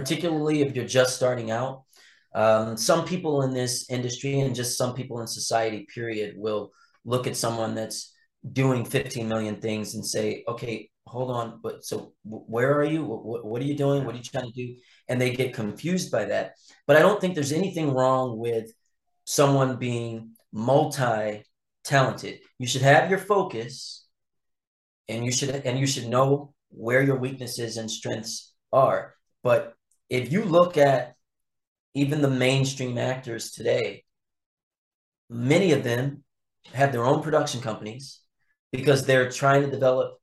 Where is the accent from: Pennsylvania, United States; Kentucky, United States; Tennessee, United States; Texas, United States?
Pennsylvania, United States; Philadelphia; also born or lived in Los Angeles / North Carolina / South Carolina; I've been in my hometown of Philadelphia a lot more